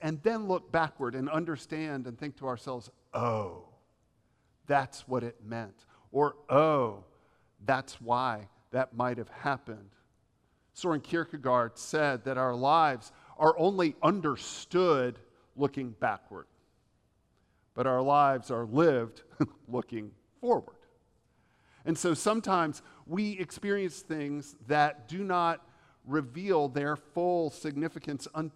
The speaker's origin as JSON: {"language": "English", "region": "the South", "country": "United States", "tie": "born or raised there", "accent": "Southern", "said": "I was raised in the South"}